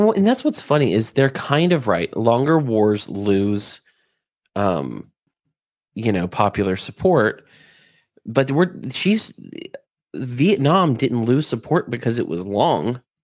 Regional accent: the South, United States; moved away; I'm from the South

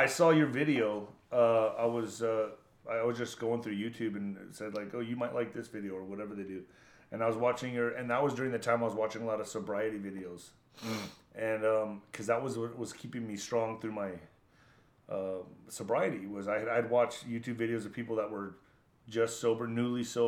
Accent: El Paso, Texas, United States; I grew up in El Paso, Texas, border town

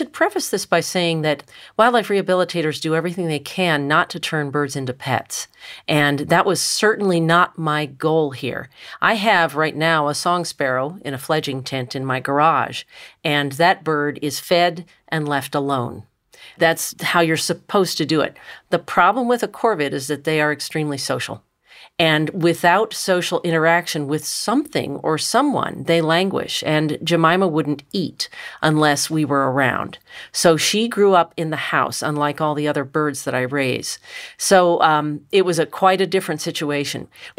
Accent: Richmond, Virginia, United States; I grew up in Richmond, Virginia, and my next-door neighbor had 17 free-roaming cats.

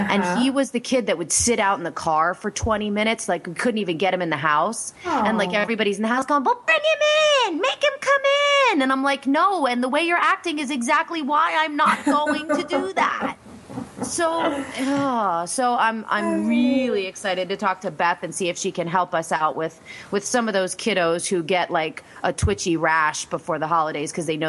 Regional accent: Reading, Pennsylvania, United States; Reading, Pennsylvania

